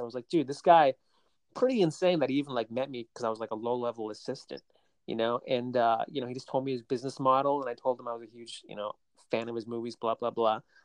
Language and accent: English; Laconia, New Hampshire, United States; I was born and raised in New Hampshire, in Laconia, New Hampshire.